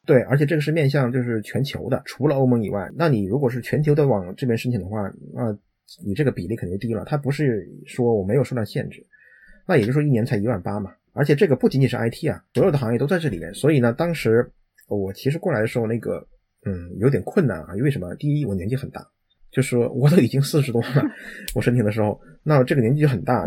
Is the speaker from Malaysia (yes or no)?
no; China; moved away as an adult; now in United Kingdom; 我们中国人